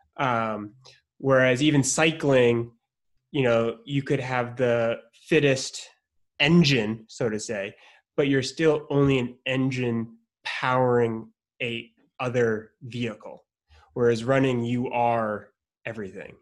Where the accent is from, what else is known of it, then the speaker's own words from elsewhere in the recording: Maine, United States; I grew up in Maine